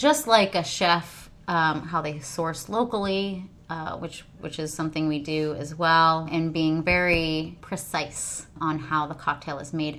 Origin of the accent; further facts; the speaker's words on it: Midwest, United States; now in Cincinnati, United States; I'm a Midwesterner at heart